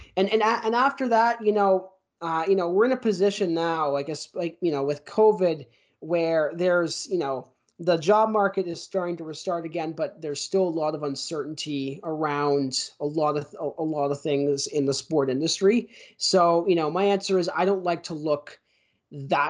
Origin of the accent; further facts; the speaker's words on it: Mississauga, Ontario, Canada; my hometown of Mississauga